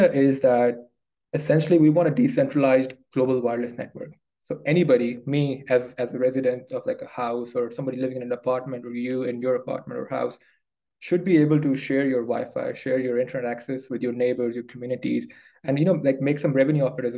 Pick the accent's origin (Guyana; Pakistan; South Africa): Pakistan; moved away as an adult; also born or lived in United Kingdom; I grew up in Pakistan and, you know, born and bred in Pakistan. Then I moved to the UK to study